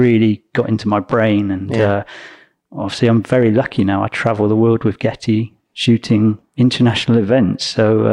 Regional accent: Gloucestershire, South West England, United Kingdom; accent: country bumpkin; As you can tell from my country bumpkin accent, I grew up in Gloucestershire.

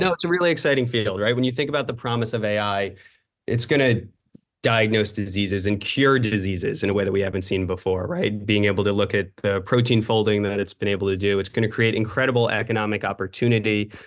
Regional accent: New York City, New York, United States; I grew up in New York City

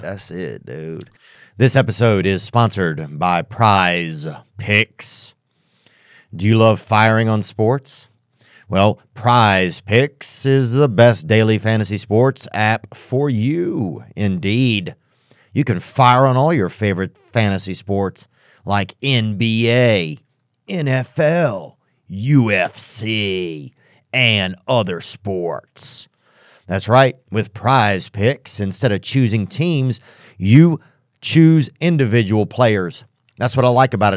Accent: an hour north of New Orleans, Louisiana, United States; I'm from, like, uh, just north of New Orleans about an hour

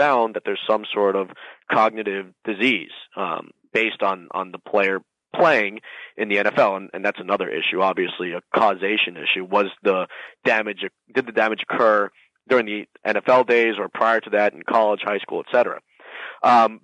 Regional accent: Miami, Florida, United States; my hometown, Miami

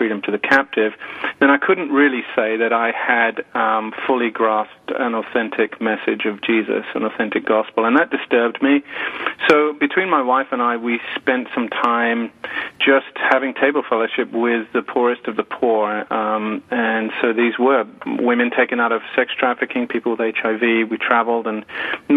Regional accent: United Kingdom; moved away as an adult; as you can tell from my accent, I'm not from around here. I'm from the UK. My wife and I moved over with our three boys 6 years ago

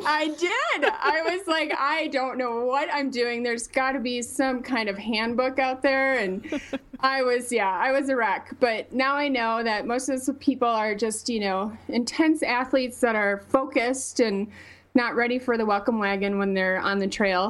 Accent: Wisconsin, United States; accent: Wisconsin; moved away as an adult; now in Boulder, United States; I can't hide my Wisconsin

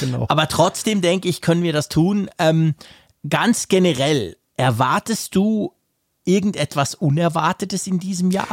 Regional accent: Switzerland; bei uns in der Schweiz

